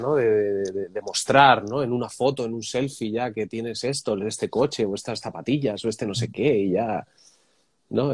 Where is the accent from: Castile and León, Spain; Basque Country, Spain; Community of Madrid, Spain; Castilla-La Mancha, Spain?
Community of Madrid, Spain; Madrid; now in Barcelona, Spain; Yo soy de Madrid, ahora vivo en Barcelona